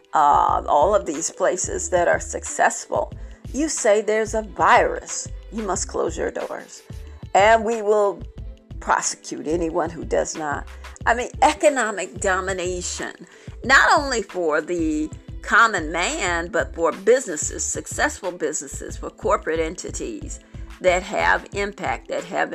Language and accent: English; Barnwell, South Carolina, United States; I was traveling in my hometown today, in my town today